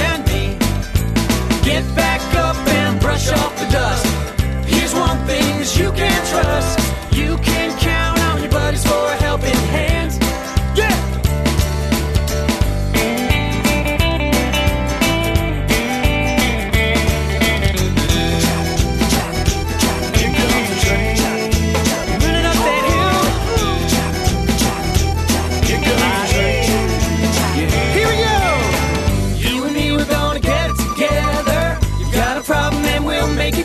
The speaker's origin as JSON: {"language": "English", "region": "Nelson", "country": "New Zealand", "tie": "born or raised there", "said": "here in my hometown of Nelson in New Zealand"}